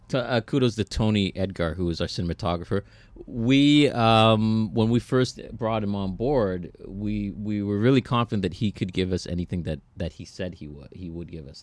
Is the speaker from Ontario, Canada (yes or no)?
yes; Toronto, Ontario, Canada; we're from Scarborough